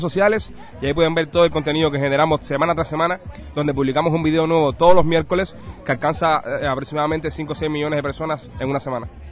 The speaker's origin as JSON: {"language": "Spanish", "country": "Cuba", "tie": "born or raised there", "moved": "yes", "said": "Somos nacidos en Cuba y tenemos 29 y 30 años."}